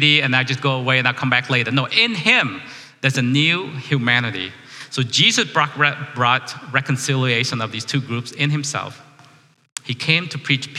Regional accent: Vietnam; now in United States; I'm a refugee from Vietnam.

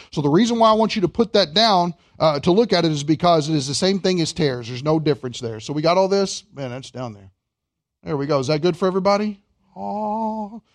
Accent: Kentucky, United States; I'm from Kentucky

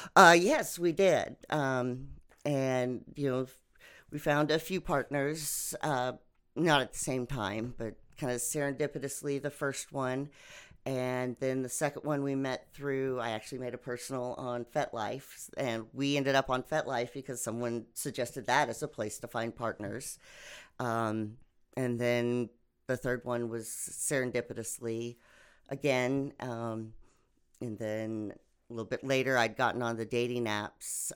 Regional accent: Oklahoma, United States; also born or lived in various US states; lived my life kind of all over the states until I moved to Oklahoma when I was 10

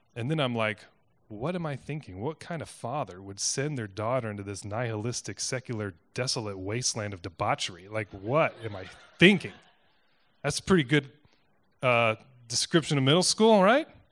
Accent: Cedar Rapids, Iowa, United States; moved away as an adult; I grew up in Cedar Rapids. It's where my family's from.

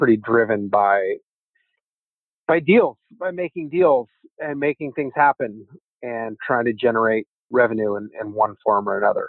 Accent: Umatilla Indian Reservation, Eastern Oregon, United States; now in San Francisco, United States; I grew up in Eastern Oregon on the Umatilla Indian Reservation

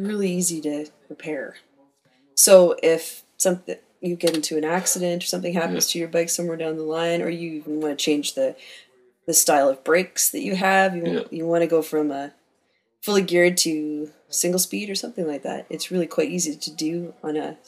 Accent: Campbell River, British Columbia, Canada; I grew up in Campbell River

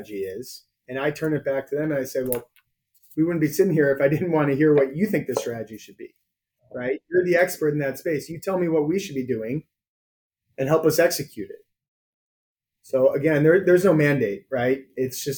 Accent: Chicago, Illinois, United States; I'm born and raised in Chicago

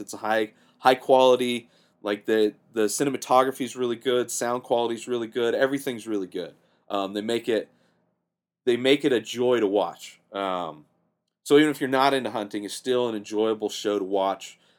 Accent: Southern California, United States; I grew up in Southern California

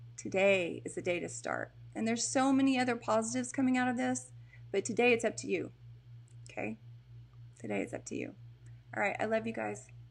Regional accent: Texas, United States; also born or lived in Portland; I'm from Texas, guys. You know that. I'm in Texas right now

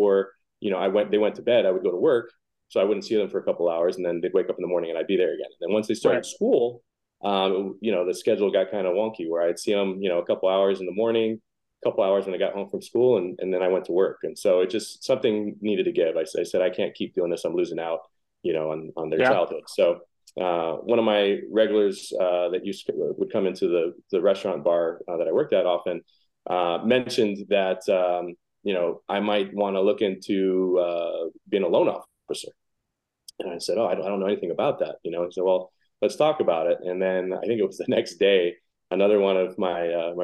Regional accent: Hawaii, United States; moved away as an adult; now in Phoenix, United States; I grew up in Hawaii. I moved here when I was 26

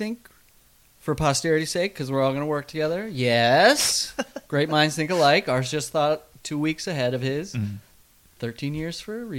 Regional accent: Sioux Falls, South Dakota, United States; moved away; I grew up in South Dakota, no teams, none.

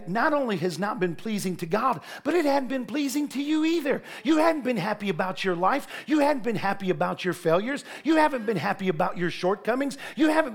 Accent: Ohio, United States; moved away; I was preaching in Ohio. Sheree and I were there at a church in my hometown

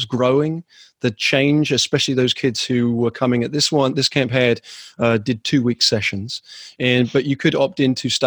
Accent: England, United Kingdom; moved away; also born or lived in Vermont; In England, that's where I'm originally from. That's what the sound is.

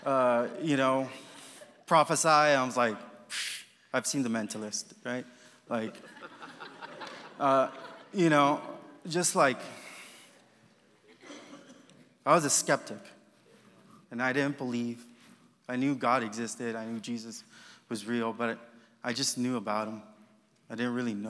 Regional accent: Los Angeles, California, United States; moved away as an adult; now in Kentucky, United States; I come from Los Angeles, from California

